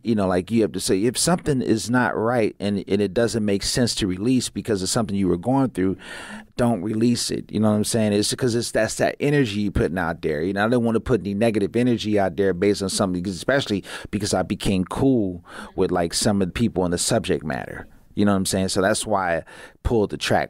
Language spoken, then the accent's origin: English; Pasadena, California, United States; I grew up in Pasadena